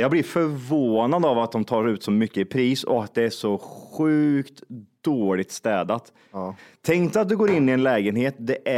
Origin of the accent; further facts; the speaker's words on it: Zimbabwe; jag är från Zimbabwe och min kompis är från eh, Kirgizistan.